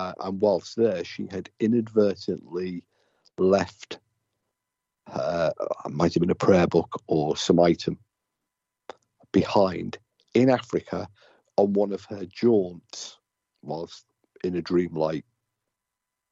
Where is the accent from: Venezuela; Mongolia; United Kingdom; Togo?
United Kingdom; I'm British